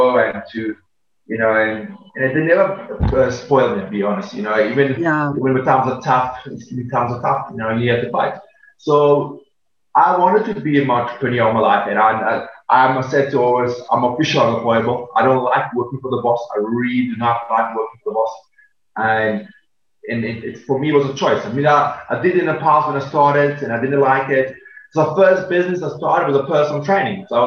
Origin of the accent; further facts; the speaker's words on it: Serbia; English is a second language; now in South Africa; I was born in Serbia and very humble background. I grew up in a 19 square meter family of five.